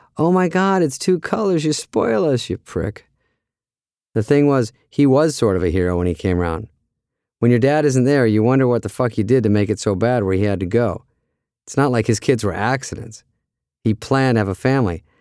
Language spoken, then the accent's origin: English; Arizona, United States; also born or lived in Michigan; When I was four, my dad had this great idea to move from Michigan, where he was from and where my brothers and I were all born, to Arizona